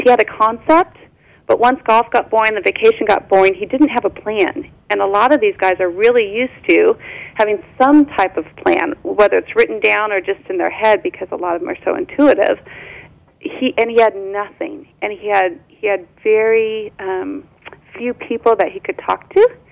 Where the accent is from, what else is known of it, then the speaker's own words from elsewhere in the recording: Orange County, California, United States; I was born and raised in Orange County, California